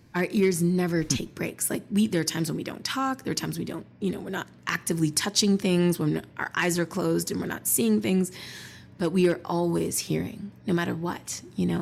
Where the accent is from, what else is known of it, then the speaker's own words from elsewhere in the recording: Montreal, Quebec, Canada; I grew up in Montreal